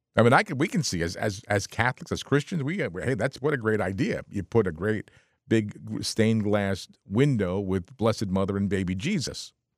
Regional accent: Bergen County, New Jersey, United States; I was born in Jersey City, 'cause we were, well, my family lived up in, in the Bergen County

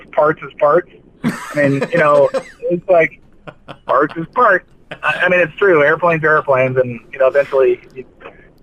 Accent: outside El Toro Marine Air Station, Orange County, California, United States; when I was a kid, I grew up outside of El Toro Marine Air Station. I mean, honestly, about probably 15 miles from the base

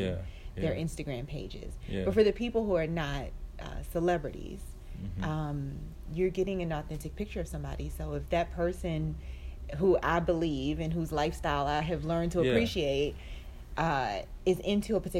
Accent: Baltimore, Maryland, United States; moved away; I was born and raised in Baltimore. My whole family is still there

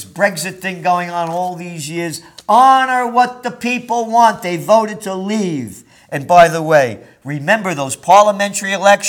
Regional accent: Yonkers, New York, United States; also born or lived in Bronx, New York; Like when we were kids, when we moved to Yonkers, when it was the country, after we moved from the Bronx

